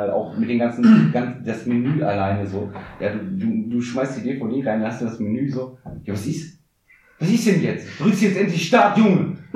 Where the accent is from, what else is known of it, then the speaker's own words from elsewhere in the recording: Nordhorn, Lower Saxony, Germany; wir kommen ja aus Nordhorn, ja. Die Stadt der drei unbegrenzten Möglichkeiten, Essen, Schlafen, Trinken